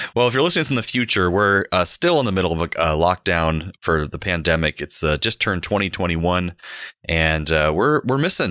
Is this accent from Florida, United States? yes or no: yes; Central Florida, United States; Growing up in Central Florida in the nineteen nineties.